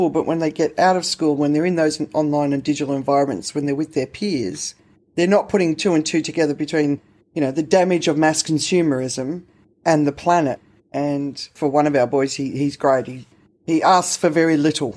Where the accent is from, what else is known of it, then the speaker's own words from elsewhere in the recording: Australia; I grew up in the Australian system